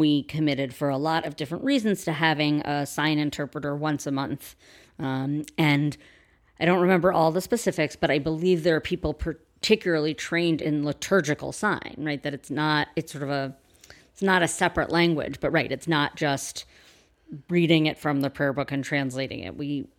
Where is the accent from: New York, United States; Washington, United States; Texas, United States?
New York, United States; New York City; I am a New Yorker.